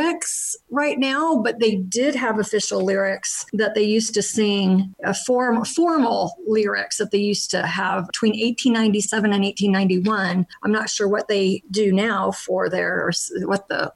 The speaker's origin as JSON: {"language": "English", "country": "United States", "also_born_or_lived": "Canada / Germany", "said": "I'm American"}